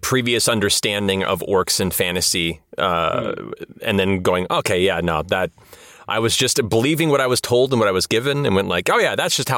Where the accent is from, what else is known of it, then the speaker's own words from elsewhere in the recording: Los Angeles, California, United States; I grew up in, you know, diverse areas of Los Angeles for the majority of my life.